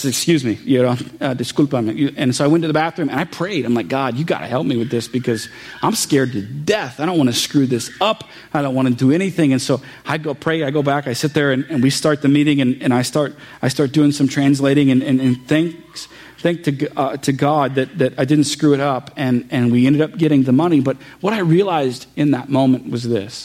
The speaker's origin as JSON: {"language": "English", "town": "St. Louis", "region": "Missouri", "country": "United States", "tie": "born or raised there", "also_born_or_lived": "Jefferson County, Missouri", "first_language": "English", "said": "I was born in Jefferson County. I've grown up my whole life here in St. Louis area, Missouri"}